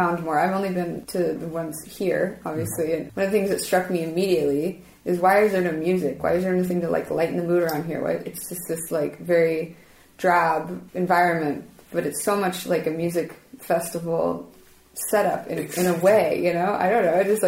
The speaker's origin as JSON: {"language": "English", "country": "United States", "said": "As an American"}